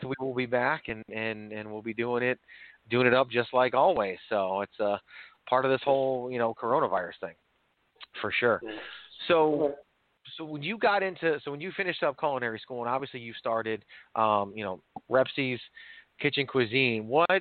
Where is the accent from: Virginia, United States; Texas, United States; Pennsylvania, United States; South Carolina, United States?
Virginia, United States; also born or lived in New York; I was born in New York, but I actually grew up in Virginia